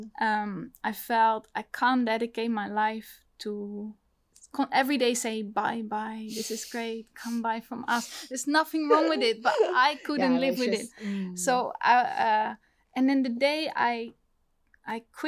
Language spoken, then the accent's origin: English; Netherlands; now in London, United Kingdom; I'm from the Netherlands